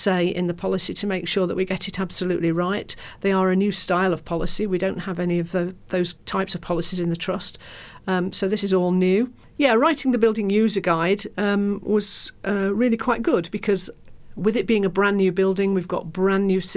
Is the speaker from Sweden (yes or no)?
no; Lincolnshire, East Midlands, United Kingdom; now in London, United Kingdom; I come from Lincolnshire, and my mum's still up there.